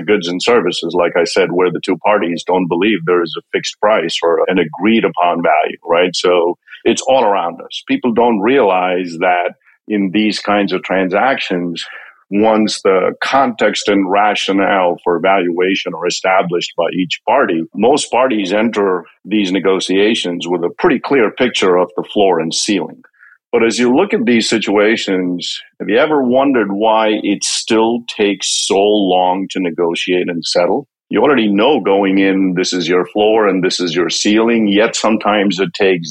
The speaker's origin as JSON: {"language": "English", "country": "India", "tie": "born or raised there", "also_born_or_lived": "Connecticut, United States", "moved": "as an adult", "lives_now": "Greenwich, United States", "said": "I grew up in India. I came to this country about 30 years ago. Came here for grad school"}